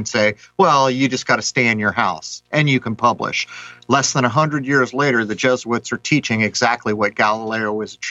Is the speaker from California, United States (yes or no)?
yes; San Diego, California, United States; in San Diego, my hometown